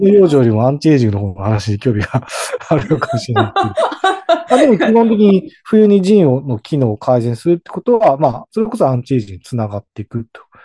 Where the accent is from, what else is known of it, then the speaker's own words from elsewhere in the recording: Hokkaido, Japan; now in Sendai, Japan; 私自身は言ってしまうと北海道出身なんで